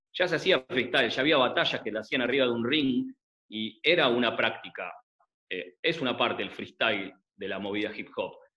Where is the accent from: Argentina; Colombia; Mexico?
Argentina; Buenos Aires; como todo adolescente mm, porteño, argentino de los 90